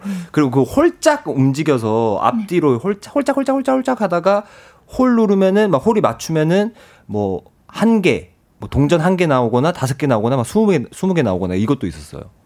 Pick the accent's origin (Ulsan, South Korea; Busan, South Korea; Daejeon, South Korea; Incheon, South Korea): Ulsan, South Korea